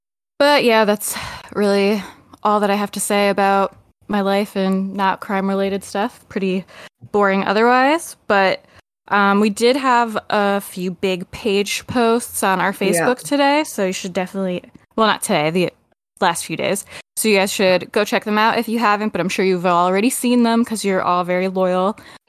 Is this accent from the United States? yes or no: yes; United States; as an American